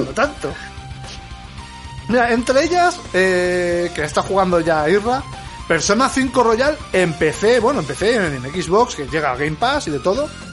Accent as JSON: {"language": "Spanish", "town": "Leganés", "region": "Community of Madrid", "country": "Spain", "said": "yo soy de Leganés"}